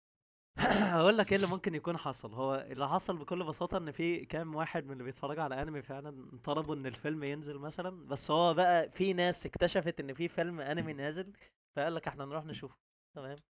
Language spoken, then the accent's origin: Arabic; Egypt; عندنا في مصر